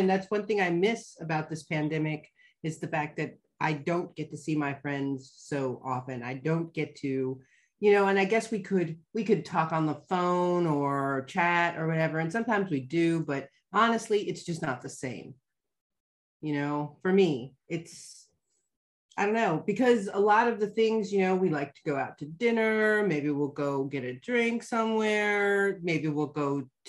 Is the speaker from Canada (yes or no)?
no; Germany; also born or lived in Mannheim, Germany; I mean, German. You know, I had a lot more, I mean, I still have friends that I visit, but we moved from Mannheim, which is a big city, to a smaller city.